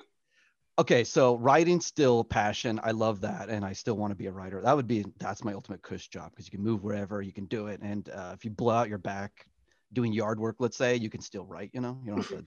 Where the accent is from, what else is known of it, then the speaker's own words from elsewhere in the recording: San Diego, California, United States; moved away as an adult; also born or lived in Florida; now in Los Angeles, United States; I'm originally from San Diego, went to school at Full Sail.